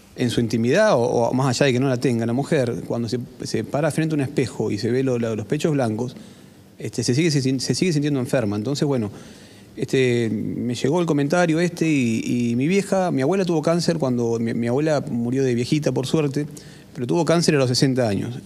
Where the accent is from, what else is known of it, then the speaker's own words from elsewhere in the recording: Buenos Aires, Argentina; yo estoy profundamente orgulloso de decir que soy de Lugano